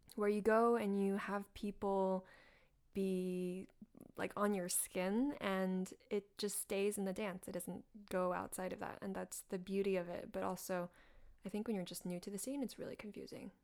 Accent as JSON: {"language": "English", "region": "North Carolina", "country": "United States", "tie": "born or raised there", "also_born_or_lived": "Hangzhou, China", "moved": "as an adult", "lives_now": "New York, United States", "said": "I grew up in North Carolina, went to middle, like, elementary, middle, high school in North"}